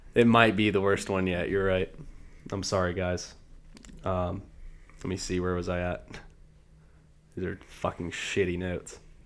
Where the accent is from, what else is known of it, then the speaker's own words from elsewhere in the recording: the South, United States; I am born and raised in the South